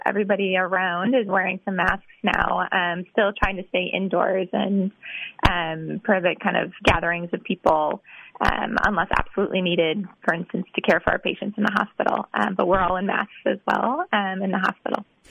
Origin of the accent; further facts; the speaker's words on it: Wisconsin, United States; moved away as an adult; also born or lived in Texas; now in Boston, United States; I'm from Wisconsin.